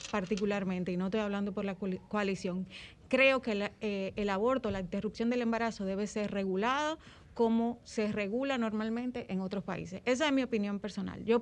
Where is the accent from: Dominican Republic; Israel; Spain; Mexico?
Dominican Republic; mire, yo soy dominicano.